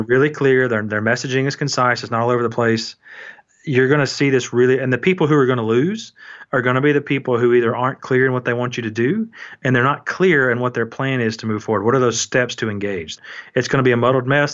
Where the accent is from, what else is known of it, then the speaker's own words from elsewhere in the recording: Atlanta, Georgia, United States; I'm from Atlanta, which is super efficient and everything's labeled